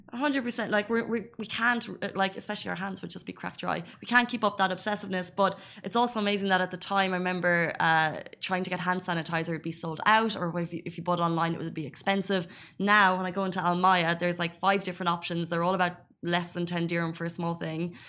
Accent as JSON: {"language": "English", "country": "Ireland", "moved": "yes", "lives_now": "Dubai, United Arab Emirates", "said": "an Irish person"}